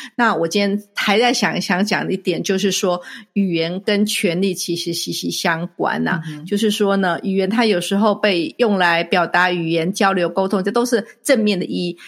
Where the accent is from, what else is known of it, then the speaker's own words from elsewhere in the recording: Taiwan; moved away; 我小时候，在台湾学的时候，学，不管是英文或是其他的语言